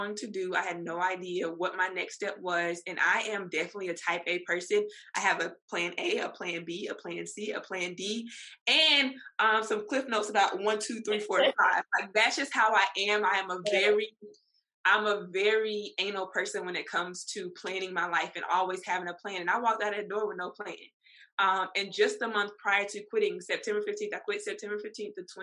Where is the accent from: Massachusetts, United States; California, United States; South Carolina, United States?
South Carolina, United States; Columbia; now in Charleston, United States; I was born and raised in Columbia, South Carolina, but I moved to Charleston in technically 2018, 2019